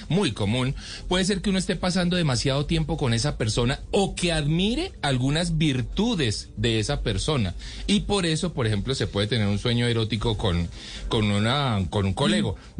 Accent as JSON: {"language": "Spanish", "town": "Cali", "region": "Valle del Cauca", "country": "Colombia", "said": "yo soy caleño"}